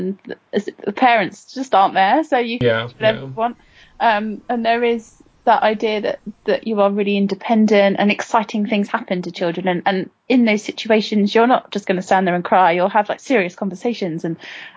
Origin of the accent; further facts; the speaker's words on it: London, United Kingdom; growing up in Southeast London